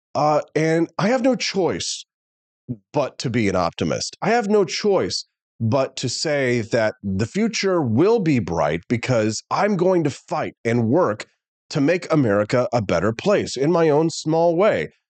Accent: Missouri, United States; I'm from Missouri as well as I say ope.

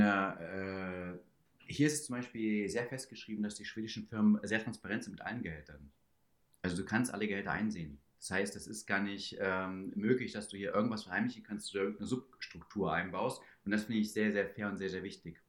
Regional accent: Schönebeck, Saxony-Anhalt, Germany; also born or lived in Stockholm; now in Munich, Germany; Schönebeck, wo ich herkomme

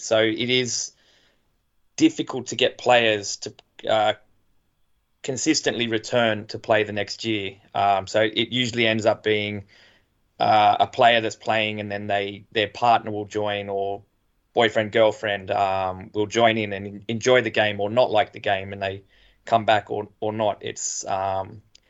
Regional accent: Australia; moved away

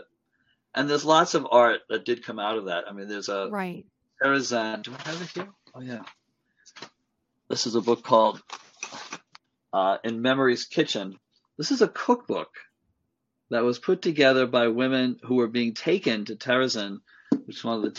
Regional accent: Long Island, New York, United States; I grew up on Long Island and there was a large Jewish community there

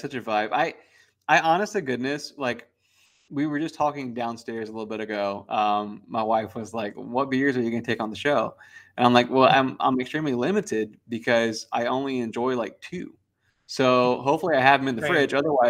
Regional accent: Ireland; now in United States; People assume because I'm Irish that all I drink is Guinness

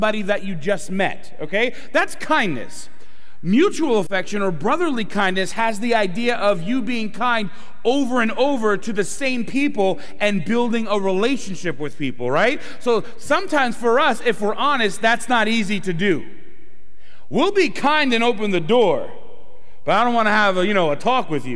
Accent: Brooklyn, New York, United States; now in Philadelphia area, United States; I'm originally from Brooklyn, New York

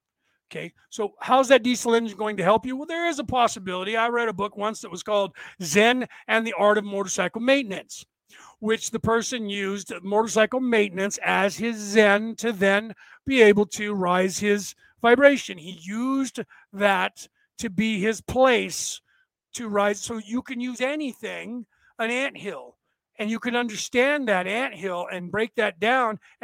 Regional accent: United States; This body was born in the place that is called the United States of America

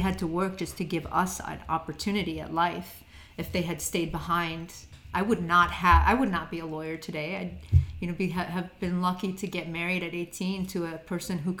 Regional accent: United States; I'm an American, okay? I was born here.

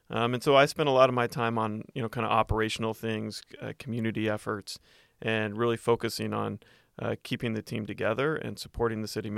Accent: Lancaster, California, United States; born there; now in Los Angeles, United States; Well, I was born in Lancaster, California, which is a little bit north of L.A. In California.

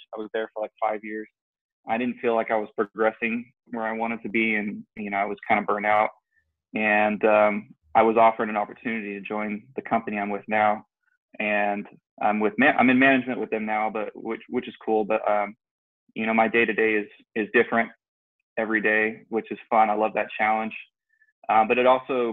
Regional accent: San Jose, California, United States; moved away as an adult; now in Turlock, United States; I'm originally from the Silicon Valley, as some would know it, you know, the Bay Area, San Jose, California.

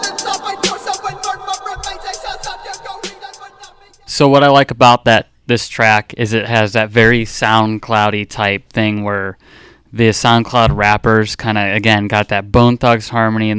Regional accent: Wadsworth, Ohio, United States; I'm from Wadsworth, Ohio

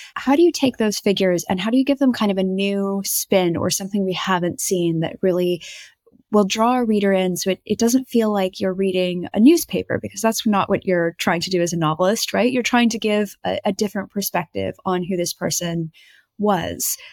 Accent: United States; with the accent, I'm American

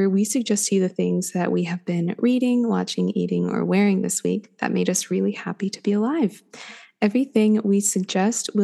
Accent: United States; also born or lived in New York; I'm an American

